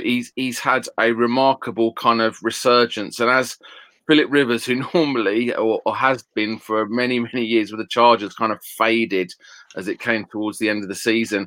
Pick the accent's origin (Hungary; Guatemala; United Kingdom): United Kingdom; I'm a Brit